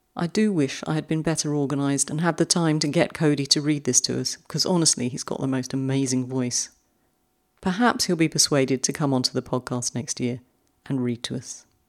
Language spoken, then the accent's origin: English; London, United Kingdom; moved away; I'm a fellow Londoner. And you can take the girl out of London, but you can't take London out of the girl.